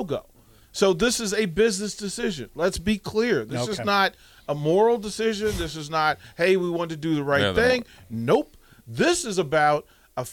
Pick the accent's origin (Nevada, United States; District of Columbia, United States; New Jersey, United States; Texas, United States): District of Columbia, United States; Washington; my hometown, my community